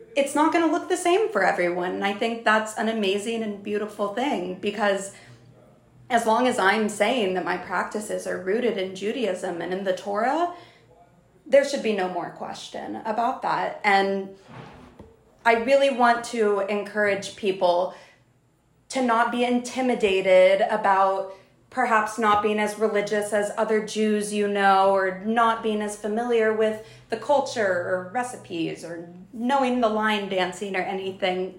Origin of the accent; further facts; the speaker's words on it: South Texas, United States; moved away as an adult; now in New York, United States; I grew up in South Texas and went to a Jewish preschool